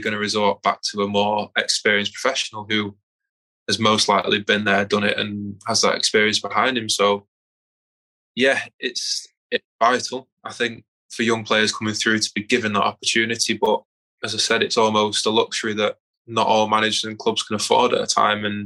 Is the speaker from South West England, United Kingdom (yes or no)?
no; Manchester, North West England, United Kingdom; moved away as an adult; also born or lived in Aberdeen / Birmingham; I'm originally from South Manchester